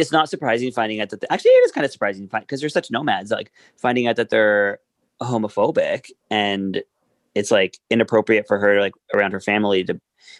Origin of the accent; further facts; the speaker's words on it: Darlington, North East England, United Kingdom; Darling, I'm from Darlington.